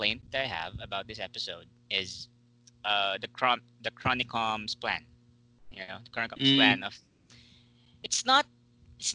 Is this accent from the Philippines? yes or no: yes; Philippines; Me being a Filipino